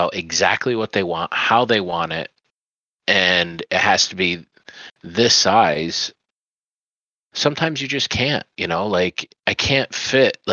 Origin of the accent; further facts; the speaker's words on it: Central New York, United States; moved away; growing up in Central New York, it was interesting